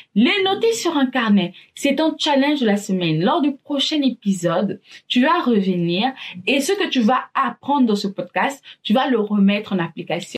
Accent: Gabon; Je suis gabonaise

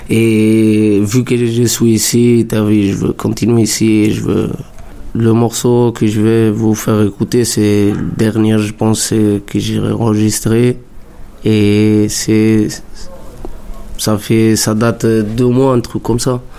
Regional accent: Italy; moved away as an adult; now in Montreuil, France; je viens de l'Italie, j'ai 25 ans. Ça fait pas longtemps que je suis en France, ça fait trois ans presque.

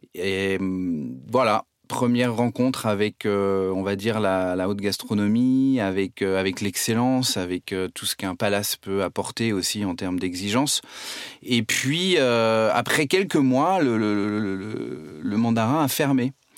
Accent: Nantes, Pays de la Loire, France; also born or lived in Saumur; je suis nantais

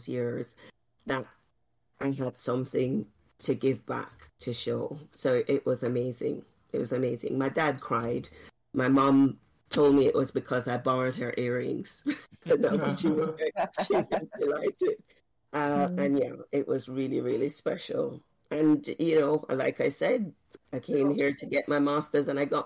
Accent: Jamaica; moved away as an adult; also born or lived in Oxford, United Kingdom; growing up in Jamaica. I never ever thought I would live outside of Jamaica

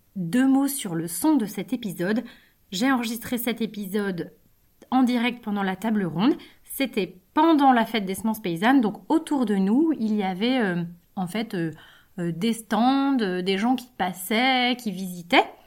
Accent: Brittany, France; also born or lived in Savoie (ancestry); je viens de Bretagne, j'habite à Rennes, je travaille à Rennes, je me considère comme bretonne

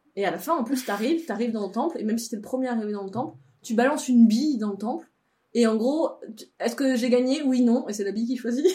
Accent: Savoie, Auvergne-Rhône-Alpes, France; moved away; de là où je viens, donc en Savoie de Savoie, dans ma famille

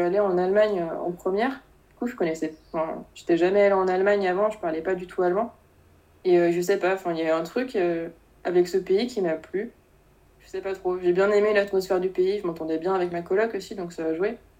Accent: Rennes region, Brittany, France; moved away; Je suis originaire de la région de Rennes, donc je vais pas bouger très loin pour mes études.

